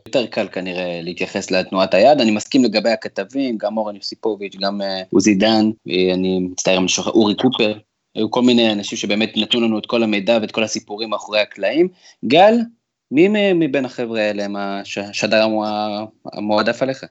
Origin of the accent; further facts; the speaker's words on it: Israel; אנחנו תמיד בתור ישראלים